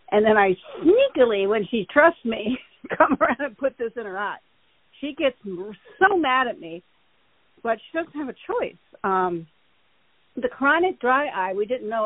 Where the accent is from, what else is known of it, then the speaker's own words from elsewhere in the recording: Michigan, United States; now in Los Angeles, United States; I grew up in Michigan